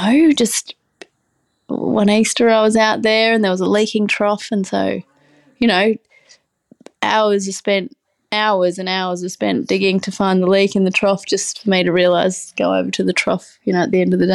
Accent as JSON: {"language": "English", "town": "Brisbane", "region": "Queensland", "country": "Australia", "said": "So I myself was, I'm from the city, I'm from Brisbane, and I was working in the music industry for a long while"}